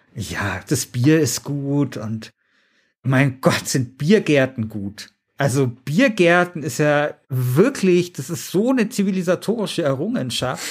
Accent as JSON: {"language": "German", "town": "Munich", "region": "Bavaria", "country": "Germany", "said": "ich komme aus München Mosach, da ist niemand reich"}